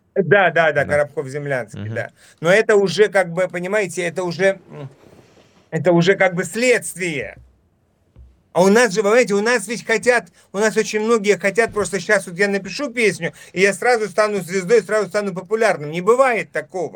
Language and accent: Russian; Dnipro, Dnipropetrovsk Oblast, Ukraine; moved away as an adult; also born or lived in Kharkiv, Ukraine / Enerhodar, Ukraine; я, например, там вот родился и вырос на Украине. И прожил там много, 33 э, э, года своей жизни. Учился в Харькове, родился в Днепропетровске